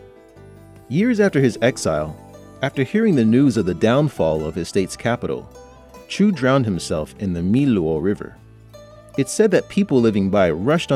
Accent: California, United States; now in Beijing, China; from California, USA

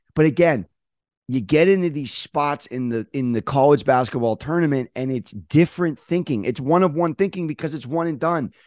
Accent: San Diego, California, United States; I'm from San Diego

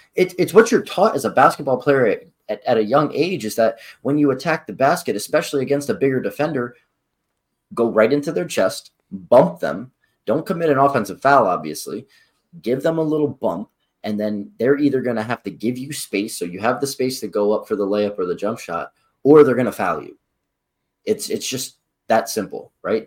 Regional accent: Philadelphia, Pennsylvania, United States; we're from Philadelphia

